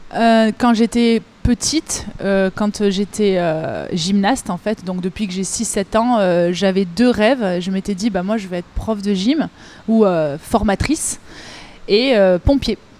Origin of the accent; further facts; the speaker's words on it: Avignon, Provence-Alpes-Côte d'Azur, France; also born or lived in Marseille; je suis revenue aux sources chez moi, à Avignon, dans le sud de la France